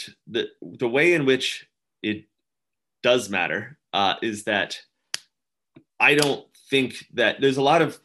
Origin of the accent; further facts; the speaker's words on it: United States; I'm American